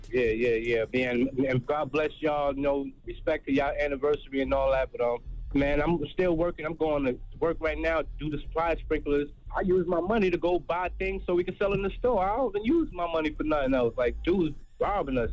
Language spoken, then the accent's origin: English; New York City, New York, United States; moved away as an adult; now in North Carolina, United States; I'm originally from Harlem, and I moved down to North Carolina like a year and a half ago